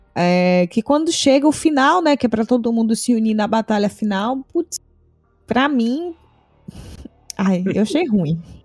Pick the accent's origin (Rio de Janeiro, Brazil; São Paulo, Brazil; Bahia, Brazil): Bahia, Brazil